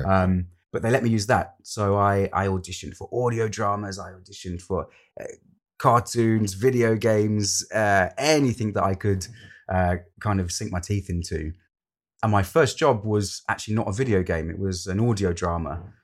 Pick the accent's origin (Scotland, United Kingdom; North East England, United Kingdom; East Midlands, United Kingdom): East Midlands, United Kingdom; Lincolnshire; moved away as an adult; also born or lived in London; I'm originally from Lincolnshire, and I moved from Lincolnshire to London to study an acting course